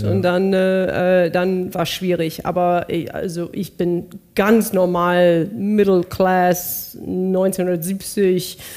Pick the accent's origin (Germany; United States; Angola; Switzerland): United States; Bakersfield, California; born there; Bakersfield, California.